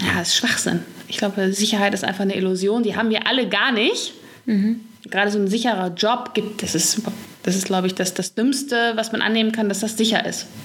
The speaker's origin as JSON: {"language": "German", "town": "Gelsenkirchen", "region": "North Rhine-Westphalia", "country": "Germany", "said": "ich komme aus Gelsenkirchen. Gelsenkirchen ist eigentlich so im Ruhrpott"}